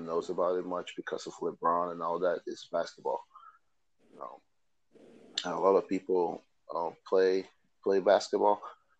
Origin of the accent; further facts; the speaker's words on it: Delta, Nigeria; now in United States; I'm from Delta State, Nigeria